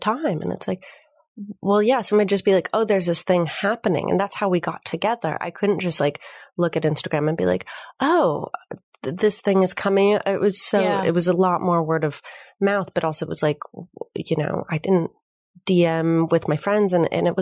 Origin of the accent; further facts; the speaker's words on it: Minneapolis, Minnesota, United States; also born or lived in Chicago; now in Los Angeles, United States; I'm from Minneapolis